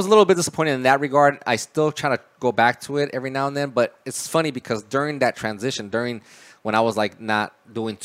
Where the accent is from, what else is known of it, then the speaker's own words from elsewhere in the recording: El Paso, Texas, United States; moved away as an adult; now in Dallas, United States; I was actually born in El Paso, grew up there until I graduated high school